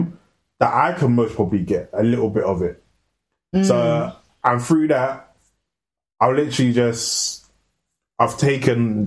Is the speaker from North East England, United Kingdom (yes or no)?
no; London, United Kingdom; I grew up in Northwest